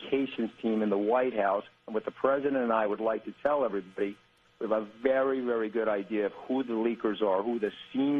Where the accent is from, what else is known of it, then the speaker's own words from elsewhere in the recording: New York, United States; I'm from New York